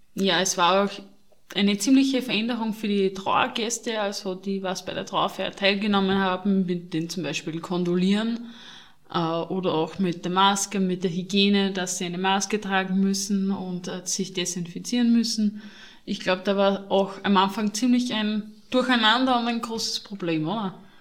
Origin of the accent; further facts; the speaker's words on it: Austria; Bei uns in Österreich